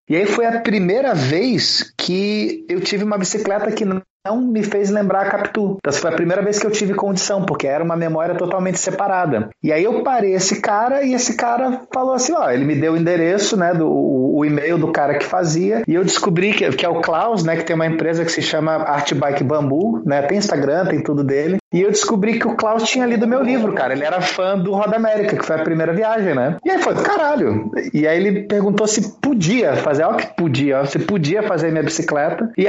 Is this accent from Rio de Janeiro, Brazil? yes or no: yes; Rio de Janeiro, Brazil; né? Agora eu tô com 34 anos, sou carioca, apesar do sotaque de merda que não é de lugar nenhum.